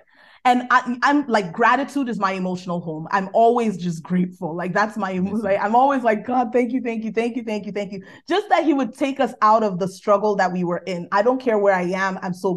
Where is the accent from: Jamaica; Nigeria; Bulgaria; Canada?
Nigeria; accent: Nigerian; my Nigerian accent